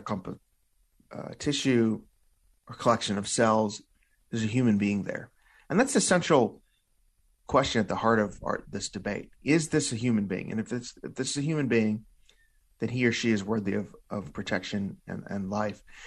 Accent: Illinois, United States; my home state of Illinois

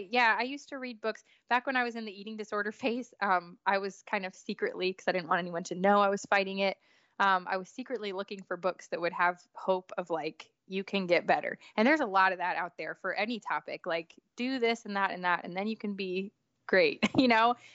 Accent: New York, United States; now in Nashville, United States; so you know I grew up in New York

